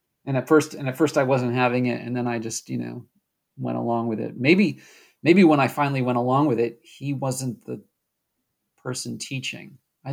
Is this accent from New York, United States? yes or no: no; Wisconsin, United States; also born or lived in New England; I was born in New England, but most of my early talking years were all spent in Wisconsin.